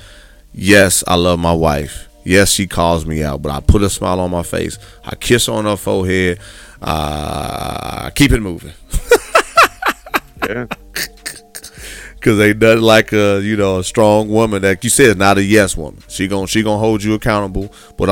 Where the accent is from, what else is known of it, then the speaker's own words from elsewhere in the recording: Gary, Indiana, United States; growing up in Gary, Indiana